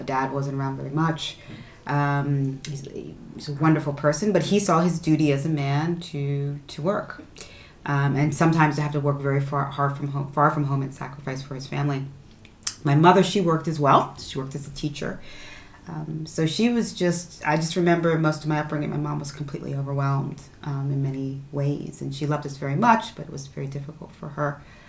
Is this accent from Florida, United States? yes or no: no; New Jersey, United States; now in France; My story, I'm originally from the United States, from New Jersey. I'm very much a Jersey girl in every sense of the word.